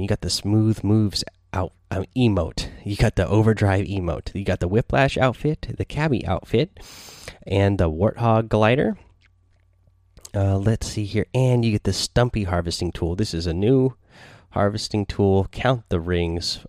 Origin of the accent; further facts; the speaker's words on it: Seattle, Washington, United States; I'm from Seattle.